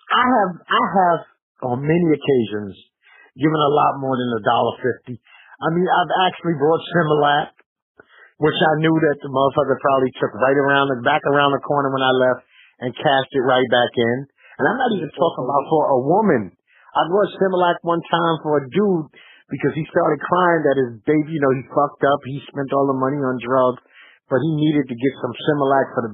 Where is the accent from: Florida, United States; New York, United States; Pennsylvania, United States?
New York, United States; New York City; I'm from Bed-Stuy